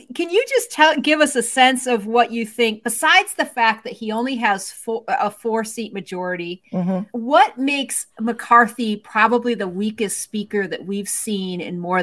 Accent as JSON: {"language": "English", "region": "Midwest", "country": "United States", "said": "I'm a Midwesterner"}